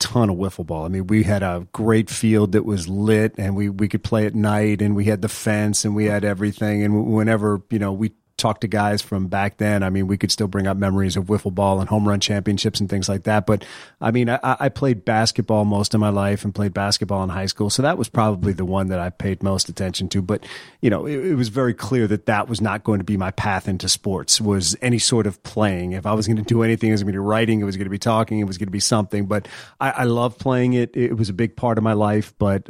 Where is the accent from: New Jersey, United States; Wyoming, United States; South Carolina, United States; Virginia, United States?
Virginia, United States; also born or lived in Washington, D.C. / Maryland; I grew up in mostly in Virginia outside of D.C., born in D.C., lived in Maryland, then grew up in Virginia.